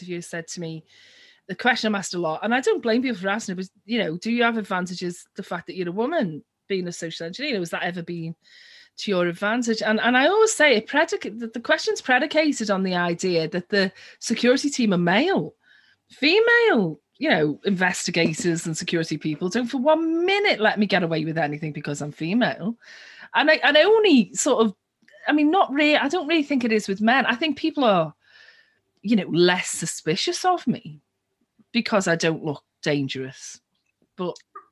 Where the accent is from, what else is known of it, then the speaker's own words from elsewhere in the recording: Liverpool, North West England, United Kingdom; my hometown, Liverpool